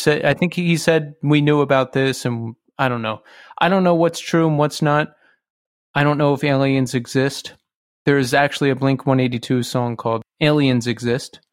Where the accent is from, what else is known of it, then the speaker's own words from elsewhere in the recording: Bucks County, Pennsylvania, United States; from Bucks County